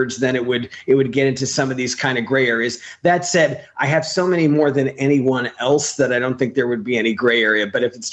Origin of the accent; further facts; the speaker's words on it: New York City, New York, United States; moved away as an adult; also born or lived in Bay St. Louis, Mississippi; now in Los Angeles, United States; I grew up in New York